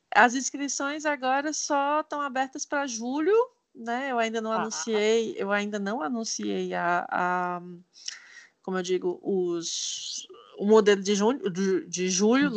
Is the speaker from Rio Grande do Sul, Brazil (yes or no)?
no; Ceará, Brazil; now in Canada; sou cearense